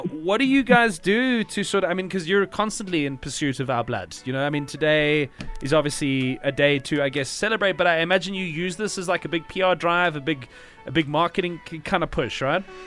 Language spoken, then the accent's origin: English; South Africa